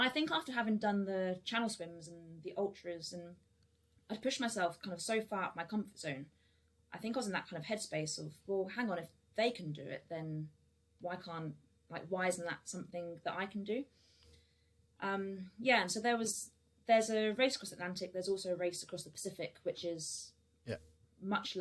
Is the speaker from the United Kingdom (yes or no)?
yes; United Kingdom; I grew up down south on the Thames